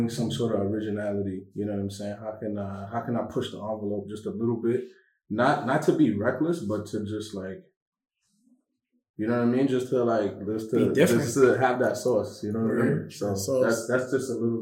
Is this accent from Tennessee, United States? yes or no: no; New York City, New York, United States; Born and raised for the most part in Flatbush